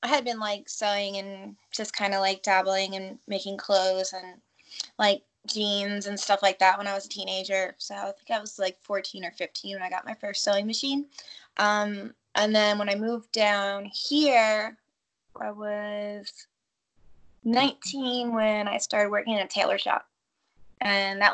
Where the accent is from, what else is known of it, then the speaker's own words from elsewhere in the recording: New York, United States; I grew up in New York.